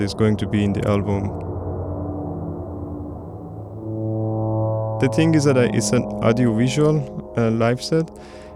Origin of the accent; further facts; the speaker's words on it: Iran; I come from Iran